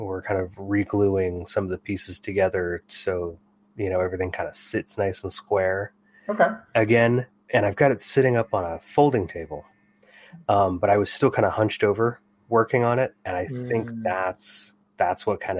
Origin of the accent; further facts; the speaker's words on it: Bay Area, California, United States; growing up in the Bay Area in the 80s and 90s.